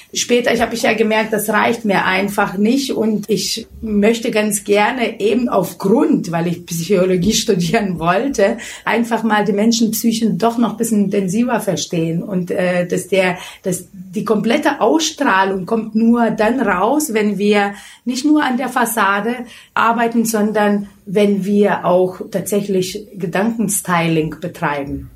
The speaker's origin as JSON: {"language": "German", "country": "Lithuania", "second_language": "German", "moved": "as an adult", "lives_now": "Germany", "said": "Ich komme aus Litauen, bin mit 18 Jahren nach Deutschland gekommen"}